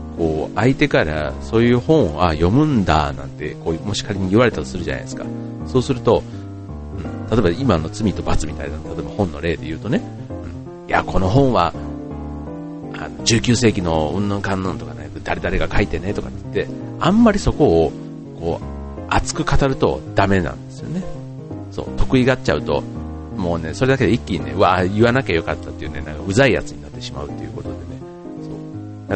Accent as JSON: {"language": "Japanese", "town": "Funabashi", "region": "Chiba", "country": "Japan", "tie": "born or raised there", "said": "地元船橋市でやっているイベント"}